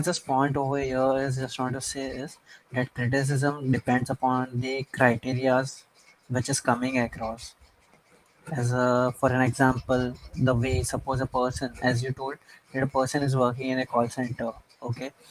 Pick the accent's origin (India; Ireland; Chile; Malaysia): India; I'm an Indian.